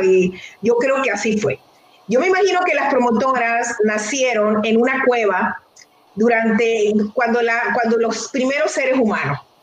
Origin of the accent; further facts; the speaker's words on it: Venezuela; moved away as an adult; also born or lived in Detroit, United States; now in United States; yo soy una venezolana